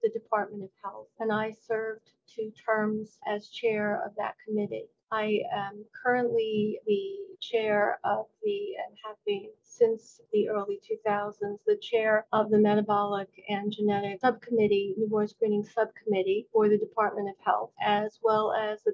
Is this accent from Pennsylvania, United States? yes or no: no; New Jersey, United States; When I returned to New Jersey, which is my home state